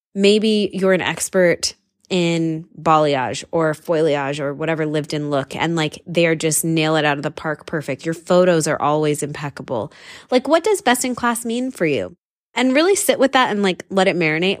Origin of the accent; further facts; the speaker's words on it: San Diego, California, United States; I'm from California and, and from San Diego, where it is like literally the most casual place in the whole wide world